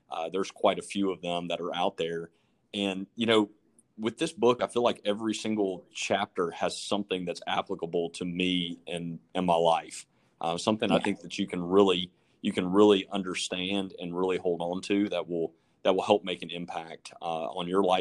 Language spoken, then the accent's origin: English; South Carolina, United States; also born or lived in Florida; So I grew up in South Carolina. You, you mentioned that at the beginning of the podcast. I was actually born in Florida.